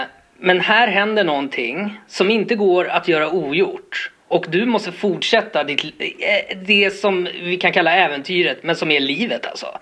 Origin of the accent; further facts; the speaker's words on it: Botkyrka, Stockholm County, Sweden; jag är uppvuxen i Botkyrka och var den här lilla Stockholmskillen med caps.